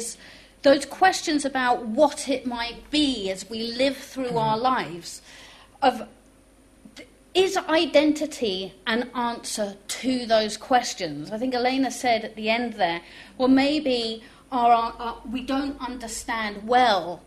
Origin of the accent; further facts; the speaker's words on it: East Anglia, East of England, United Kingdom; first language French; English is a second language; moved away as an adult; now in Manchester, United Kingdom; I was born in England and I grew up in East Anglia in the 1960s